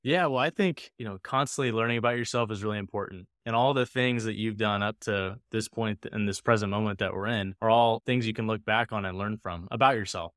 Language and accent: English; Tulsa, Oklahoma, United States; also born or lived in South Carolina; I'm from Tulsa originally